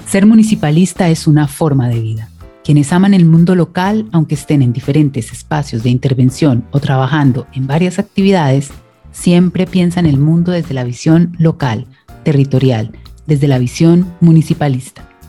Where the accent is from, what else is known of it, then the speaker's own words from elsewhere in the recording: Colombia; now in Santiago, Chile; periodista colombiana, y estaré conectada desde Santiago de Chile